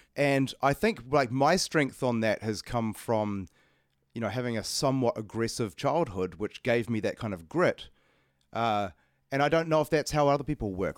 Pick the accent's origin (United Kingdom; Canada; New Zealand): New Zealand; Auckland; I'm from Auckland